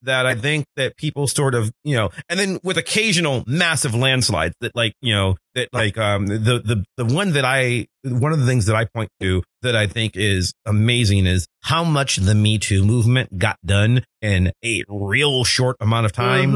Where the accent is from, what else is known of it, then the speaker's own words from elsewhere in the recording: Cleveland, Ohio, United States; I'm from Cleveland